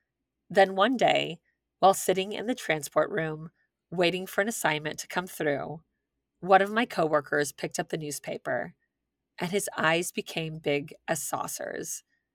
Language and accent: English; Milwaukee, Wisconsin, United States; I live in South Florida, but I grew up in Milwaukee.